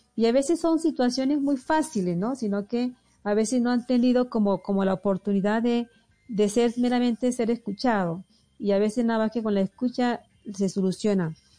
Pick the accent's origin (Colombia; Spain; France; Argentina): Colombia; El Difícil, Magdalena; accent: costeña; moved away as an adult; also born or lived in Santa Marta / Barranquilla; now in Pasto, Colombia; Y nací en un pueblo que se llama El Difícil Magdalena